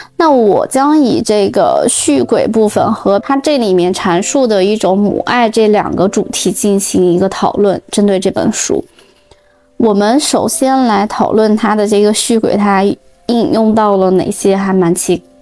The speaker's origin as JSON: {"language": "Chinese", "region": "northern China", "country": "China", "tie": "born or raised there", "also_born_or_lived": "Europe", "moved": "yes", "said": "以前小时候在北方就习惯了，反正冬天一定会开暖气"}